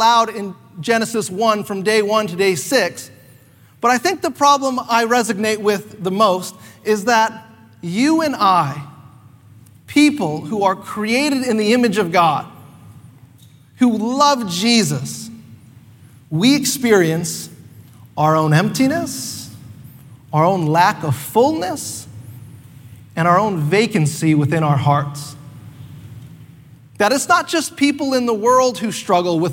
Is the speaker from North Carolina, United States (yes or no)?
yes; North Carolina, United States; now in Canada; I grew up not in Canada, even though I'm Canadian, but I grew up most of my life in North Carolina